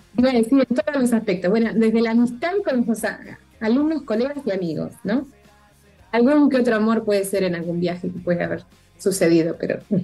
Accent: Argentina

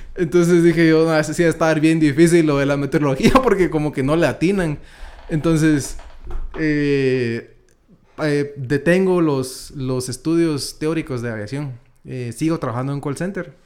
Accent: Quetzaltenango, Guatemala; now in Guatemala City, Guatemala; Luego me voy yo a Shela eh, con mis papás y estuve hasta el año 2010, más o menos, que es cuando ya me vengo a, vivir a Guatemala con mi papá.

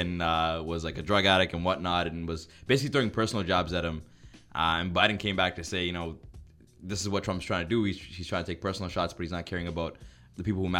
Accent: Canada; and we're Canadian.

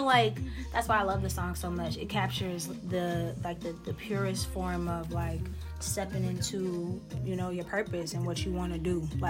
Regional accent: Worcester, Massachusetts, United States; moved away; Originally from Massachusetts. Worcester

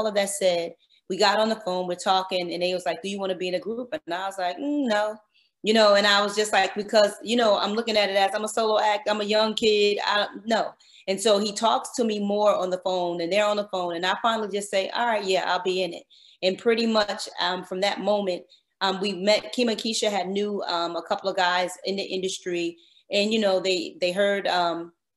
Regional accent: New Jersey, United States; I'm from New Jersey

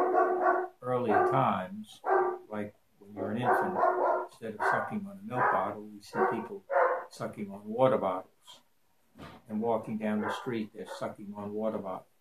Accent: New Orleans, Louisiana, United States; growing up in New Orleans, being a New Orleanian back in the 50s and even today?

